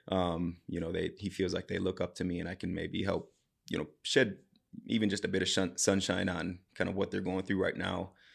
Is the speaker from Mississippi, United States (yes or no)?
no; Southeast Wisconsin, United States; moved away as an adult; now in Coon Rapids, United States; So, I'm from Southeast Wisconsin, just on the border of Illinois and Wisconsin